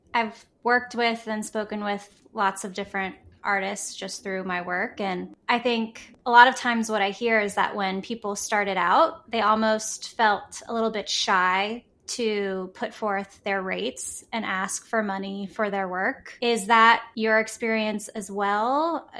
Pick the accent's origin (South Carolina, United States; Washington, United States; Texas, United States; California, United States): Texas, United States; Houston; now in New York City, United States; I'm from Texas, I'm from Houston